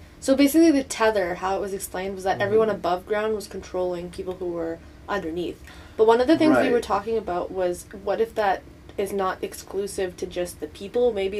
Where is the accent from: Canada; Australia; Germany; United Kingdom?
Canada; I was born in Canada. People, like, I have an ethnic background in India.